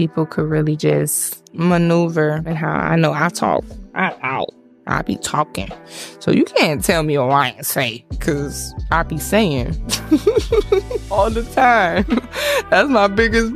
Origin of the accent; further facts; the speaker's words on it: Miami, Florida, United States; I am from Miami.